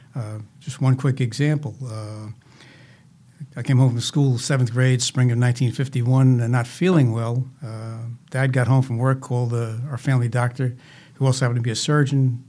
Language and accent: English; Jersey City, New Jersey, United States; I was born in Jersey City